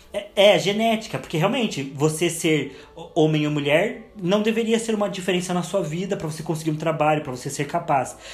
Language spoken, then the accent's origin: Portuguese; Curitiba, Paraná, Brazil; Eu sempre vou continuar tendo nascido em Curitiba.